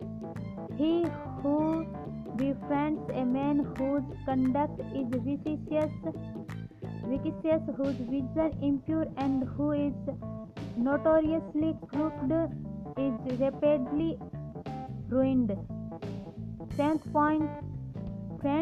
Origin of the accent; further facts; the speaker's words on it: India; I am from India.